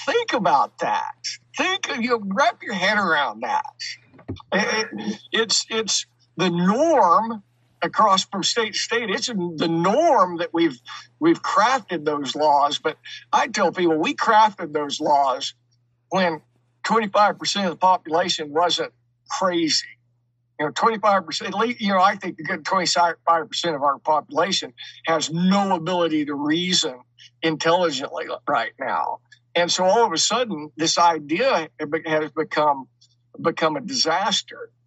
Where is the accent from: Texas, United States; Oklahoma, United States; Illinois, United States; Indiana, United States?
Oklahoma, United States; Enid; now in Kansas, United States; I grew up in Enid, Oklahoma, about an hour and a half south of where I'm at right now.